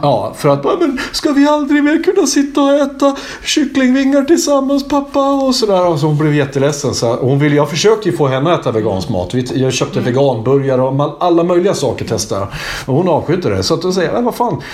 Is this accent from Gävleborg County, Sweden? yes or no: yes; Hälsingland, Gävleborg County, Sweden; moved away; precis som jag, från Hälsingland